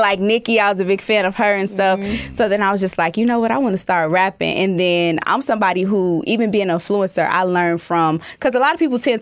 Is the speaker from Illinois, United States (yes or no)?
yes; Chicago, Illinois, United States; moved away as an adult; I'm from Chicago